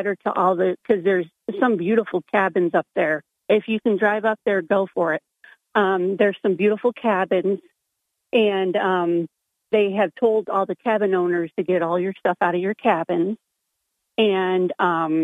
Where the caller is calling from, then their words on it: Hillcrest, New York, United States; I'm calling from Hillcrest